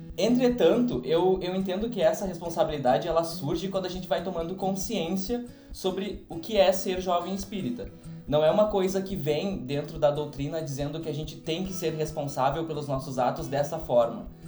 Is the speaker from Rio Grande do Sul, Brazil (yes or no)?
yes; São Borja, Rio Grande do Sul, Brazil; sou da cidade de São Borja